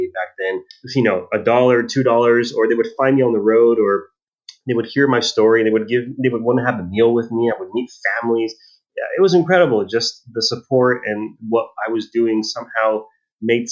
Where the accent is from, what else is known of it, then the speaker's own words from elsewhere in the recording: El Paso, Texas, United States; I was born in Texas in El Paso